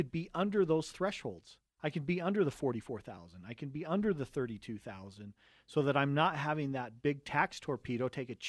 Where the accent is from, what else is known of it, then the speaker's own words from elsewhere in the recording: Cottonwood Heights, Utah, United States; And we come from a family of seven kids. We grew up right here in Cottonwood Heights.